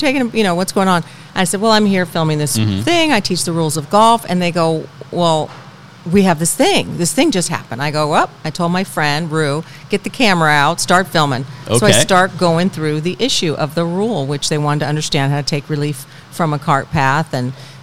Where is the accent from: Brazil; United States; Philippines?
United States; San Diego, California; also born or lived in Tahoe / Bay Area / Pleasanton; now in Palm Desert, United States; I'm from San Diego originally